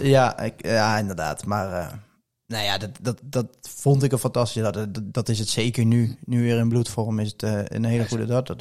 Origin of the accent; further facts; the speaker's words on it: Poederoijen, Gelderland, Netherlands; ik kom uit Poederooi en ik was tien, elf jaar oud.